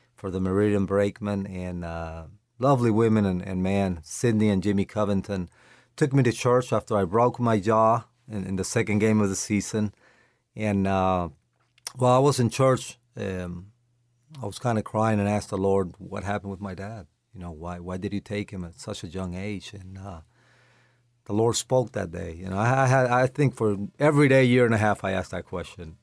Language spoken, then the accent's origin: English; Caracas, Capital District, Venezuela; moved away as an adult; also born or lived in Lawrence, Kansas; now in Florida, United States; I grew up in, uh, Caracas, Venezuela, uh, born there